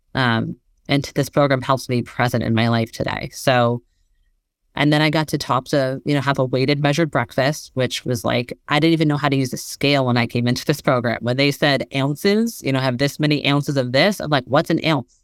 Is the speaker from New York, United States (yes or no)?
no; Bay Area, California, United States; moved away as an adult; also born or lived in Massachusetts; I grew up in the Bay Area